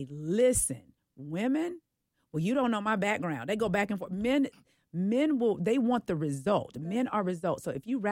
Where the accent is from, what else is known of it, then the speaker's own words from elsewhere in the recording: Oakland, California, United States; I am from the Bay Area. I am from Oakland.